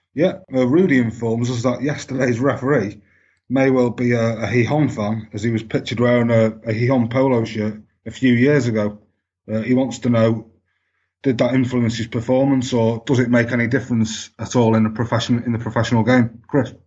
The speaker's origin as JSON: {"language": "English", "town": "Manchester", "region": "North West England", "country": "United Kingdom", "tie": "born or raised there", "said": "I grew up in Manchester"}